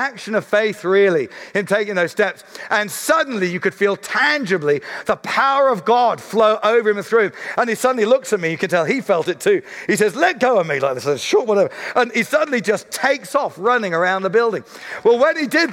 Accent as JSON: {"language": "English", "area": "Surrey", "region": "South East England", "country": "United Kingdom", "said": "I'm a guy from Surrey"}